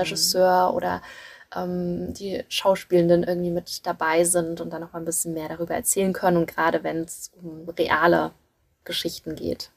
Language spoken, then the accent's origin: German; Germany; bei uns in Deutschland